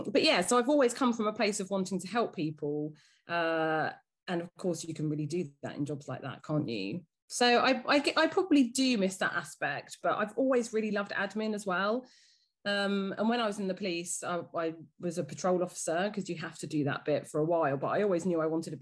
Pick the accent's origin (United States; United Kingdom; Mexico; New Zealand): United Kingdom; Dorking, South East England; also born or lived in London; I grew up in Dorking. My dad was a police officer here